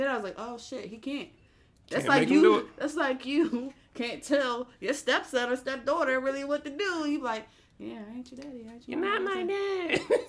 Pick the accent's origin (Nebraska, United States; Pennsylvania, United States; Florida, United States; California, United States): California, United States